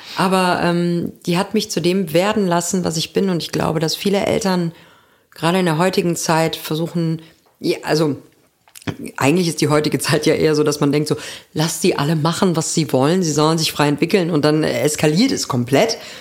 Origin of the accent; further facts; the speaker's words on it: Germany; moved away; in meinem alten Zuhause.